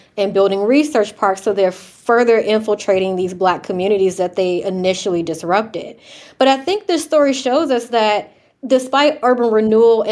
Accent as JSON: {"language": "English", "town": "Chesapeake", "region": "Virginia", "country": "United States", "tie": "born or raised there", "said": "I grew up in Chesapeake, Virginia, which is about maybe 30 minutes away from Newport News."}